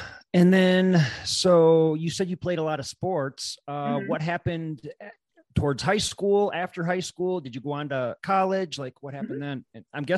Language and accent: English; United States; also born or lived in Wisconsin; I am from the Chicago area too. I lived up in Wisconsin about an hour and a half away from Chicago.